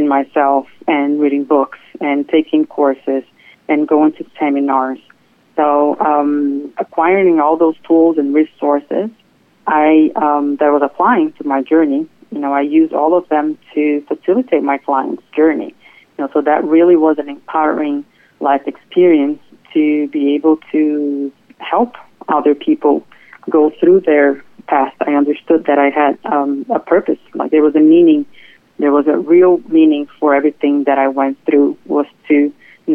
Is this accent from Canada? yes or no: no; Brazil; moved away as an adult; now in Fort Lauderdale, United States; I was born and raised in Brazil, and I moved here to the United States about 15 years ago.